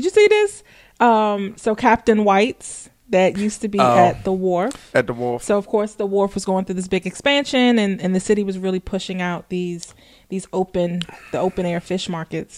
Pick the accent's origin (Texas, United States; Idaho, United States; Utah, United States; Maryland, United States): Maryland, United States; Fort Washington; I grew up in Fort Washington